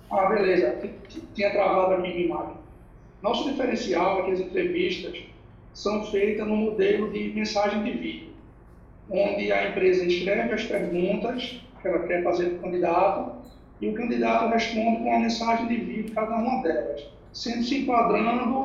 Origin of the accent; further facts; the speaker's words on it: Recife, Pernambuco, Brazil; eu sou de Recife, Pernambuco.